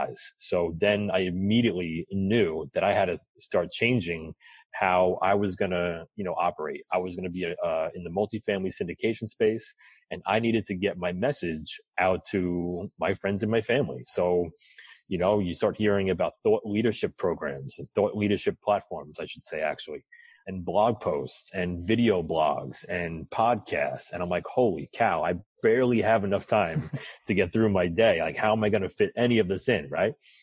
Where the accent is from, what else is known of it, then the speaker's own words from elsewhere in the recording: New York, United States; I'm from New York